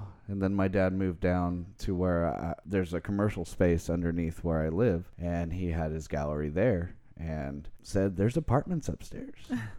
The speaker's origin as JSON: {"language": "English", "town": "Sacramento", "region": "California", "country": "United States", "said": "Born on the border of Elk Grove in Sacramento. South Sac was where I was born at, I think, Mercy Hospital."}